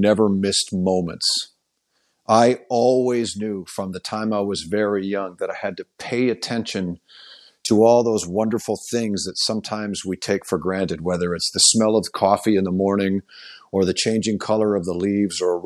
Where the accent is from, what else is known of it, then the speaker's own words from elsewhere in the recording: Oakville, Ontario, Canada; moved away; my hometown of Oakville, Ontario